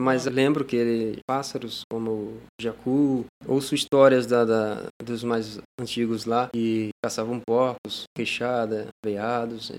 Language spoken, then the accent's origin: Portuguese; Ariquemes, Rondônia, Brazil; Sou natural ali de Ariquemes, mas cresci ali na Flona do Jamari